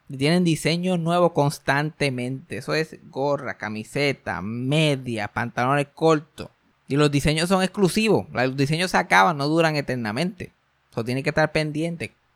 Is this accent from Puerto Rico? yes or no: yes; Mayagüez, Puerto Rico; yo me crié en el campo, yo me crié en María, por allá, Mayagüez